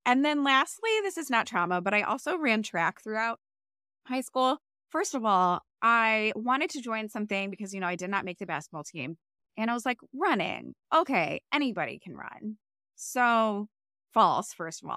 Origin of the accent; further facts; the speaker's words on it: Cleveland, Ohio, United States; I grew up in Cleveland